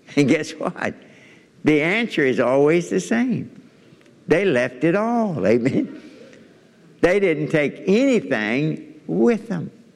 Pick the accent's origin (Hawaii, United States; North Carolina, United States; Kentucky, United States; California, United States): Kentucky, United States; I'm from Kentucky.